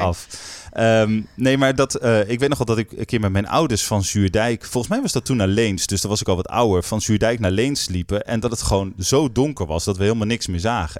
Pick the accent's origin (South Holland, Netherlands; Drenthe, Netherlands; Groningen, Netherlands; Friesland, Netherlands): Groningen, Netherlands; North; ik ben opgegroeid in Noord-Groningen